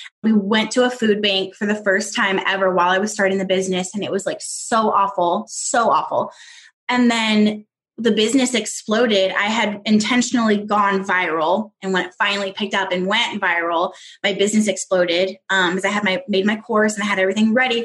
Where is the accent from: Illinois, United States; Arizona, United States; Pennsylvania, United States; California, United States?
California, United States; Southern; moved away as an adult; also born or lived in Northwest Arkansas; I'm from Southern California